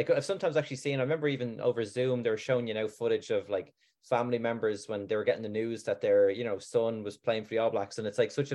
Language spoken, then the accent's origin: English; Ireland; also born or lived in Auckland; I'm from Ireland originally